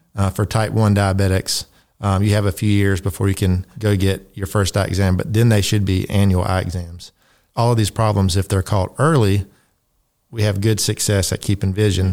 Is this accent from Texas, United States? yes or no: no; Tifton, Georgia, United States; moved away as an adult; also born or lived in West Virginia / South Dakota; I grew up here in Tifton